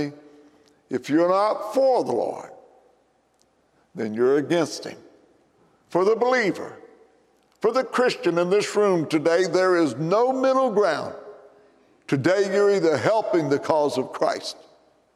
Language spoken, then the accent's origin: English; McLeansboro, Illinois, United States; my hometown, McLeansboro, Illinois